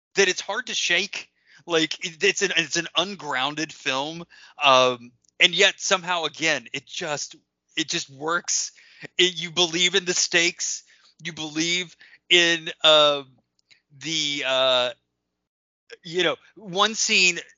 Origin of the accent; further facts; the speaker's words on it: Lebanon, Ohio, United States; I grew up in Lebanon, Ohio, small town